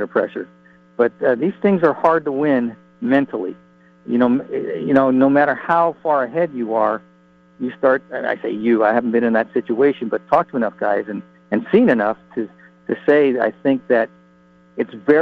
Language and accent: English; San Francisco, California, United States; I grew up in San Francisco.